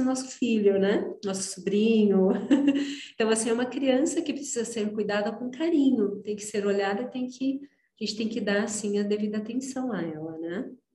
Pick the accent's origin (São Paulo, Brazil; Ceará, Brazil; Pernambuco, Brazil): São Paulo, Brazil; interior of; moved away as an adult; sou do interior de São Paulo